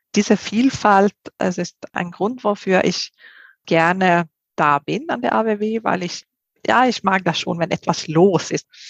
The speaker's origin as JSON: {"language": "German", "country": "Sweden", "also_born_or_lived": "Spain", "second_language": "German", "moved": "as an adult", "lives_now": "Germany", "said": "ich komme ja ursprünglich aus Schweden bin mit einem Spanier verheiratet und äh, lebe jetzt her seit 20 Jahren in Deutschland"}